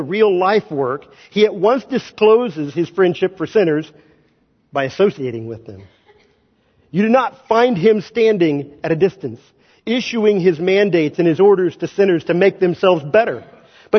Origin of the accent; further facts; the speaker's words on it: Kansas, United States; moved away; I'm not from Missouri. I'm from Kansas